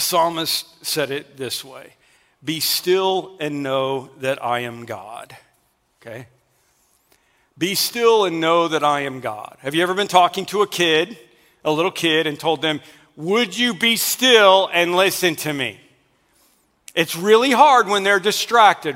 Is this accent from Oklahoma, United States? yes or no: yes; Oklahoma, United States; I'm from Oklahoma. That Twister movie was made about the area that I grew up